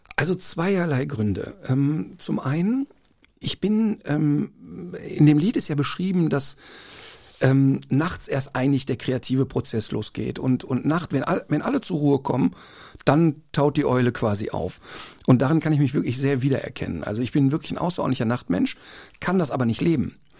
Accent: Duisburg, North Rhine-Westphalia, Germany; Ja, da aufgewachsen, Ein, paar, paar, Meter davon entfernt geboren

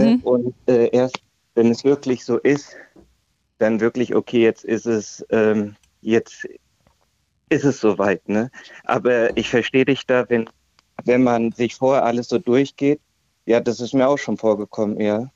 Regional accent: Hesse, Germany; bei uns in Hessen

